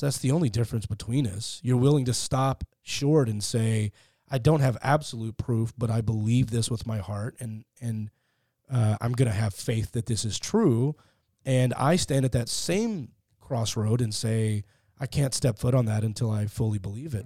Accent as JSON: {"language": "English", "town": "Fort Worth", "region": "Texas", "country": "United States", "tie": "born or raised there", "also_born_or_lived": "Beverly Hills", "moved": "as an adult", "lives_now": "Los Angeles, United States", "said": "I grew up in, uh, Fort Worth, Texas"}